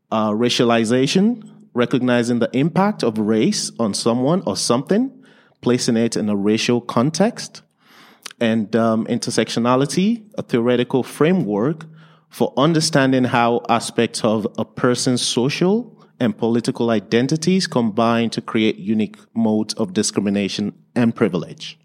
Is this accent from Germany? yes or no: no; Nigeria; English is a second language; also born or lived in England; now in Lethbridge, Canada; I was born and raised in, in Nigeria.